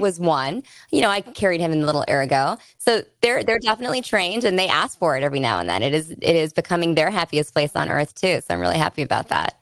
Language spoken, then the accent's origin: English; Bay Area, California, United States; I grew up in the Bay Area.